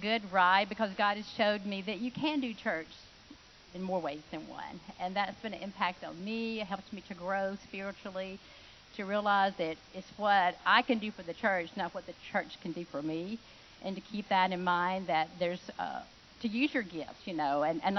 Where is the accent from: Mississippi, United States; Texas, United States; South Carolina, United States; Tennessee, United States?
Mississippi, United States; Because I had moved here, I was from Mississippi, and kind of trying to find my way.